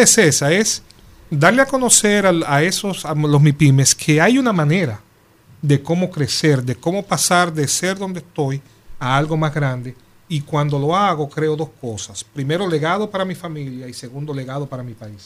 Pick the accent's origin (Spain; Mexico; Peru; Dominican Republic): Dominican Republic; nosotros somos dominicanos